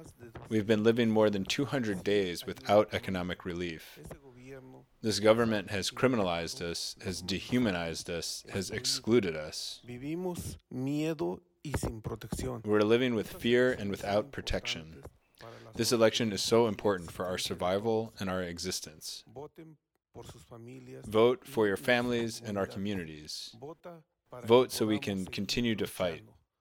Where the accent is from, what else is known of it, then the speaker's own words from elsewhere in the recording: Mexico; now in United States; I'm a member of Workers' Justice Project. I'm from Mexico, and I came to the United States 20 years ago.